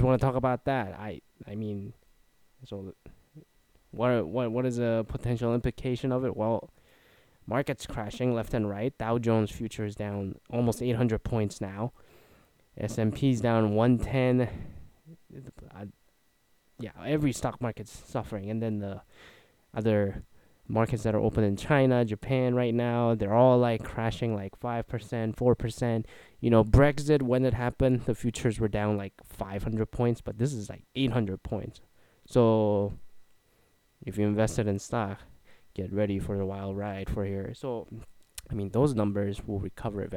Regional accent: Canada; moved away; I'm a Canadian, so I can just like move back home

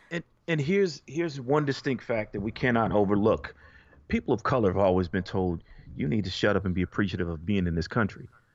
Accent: United States; most of us were born here, okay? I'm an American

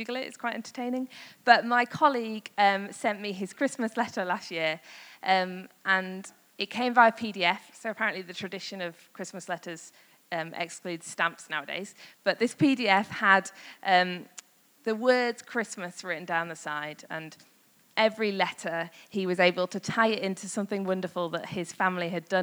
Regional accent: Yorkshire and the Humber, United Kingdom; I'm from Yorkshire, northern

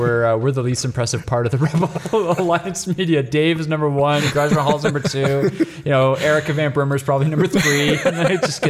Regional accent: Canada; And we're Canadian.

